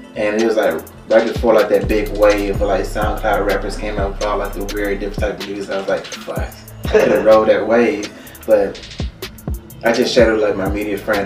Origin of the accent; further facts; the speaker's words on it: Alabama, United States; moved away as an adult; now in Cleveland, United States; As you can tell by the accent, I'm not originally from Cleveland. I'm from Alabama.